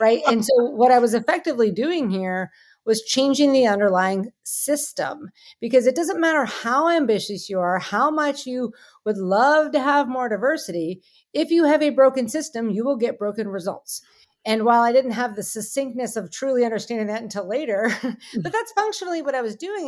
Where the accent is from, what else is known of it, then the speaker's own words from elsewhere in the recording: Pittsburgh, Pennsylvania, United States; I'm from Pittsburgh